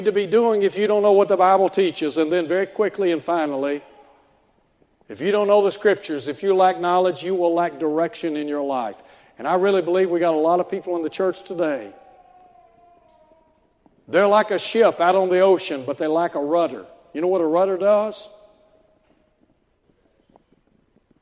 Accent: Chattanooga, Tennessee, United States; I grew up in Chattanooga

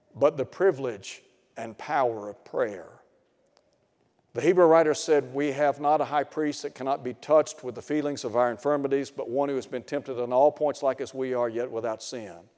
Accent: Chattanooga, Tennessee, United States; I grew up in Chattanooga. And I lived in a suburb called East Ridge.

